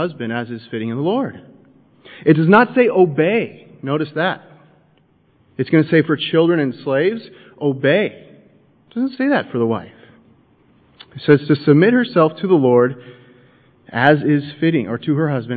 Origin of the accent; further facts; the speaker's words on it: United States; I'm an American